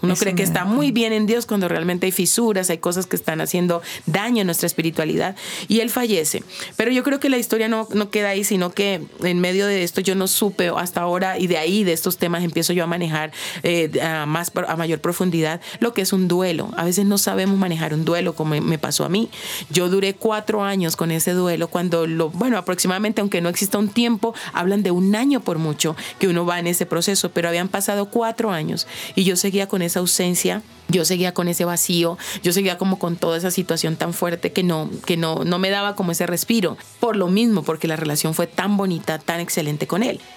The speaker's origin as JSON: {"language": "Spanish", "town": "Neiva", "region": "Huila", "country": "Colombia", "said": "yo en Tierra Caliente, yo soy de Neiva"}